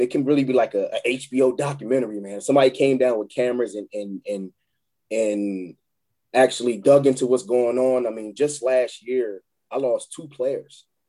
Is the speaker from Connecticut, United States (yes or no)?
no; Chester, Pennsylvania, United States; moved away; I'm from Chester, PA